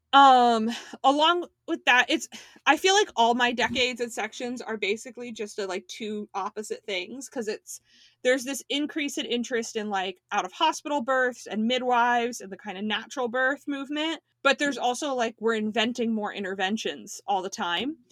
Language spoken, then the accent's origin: English; Miami, Florida, United States; I was born near South Beach in Miami.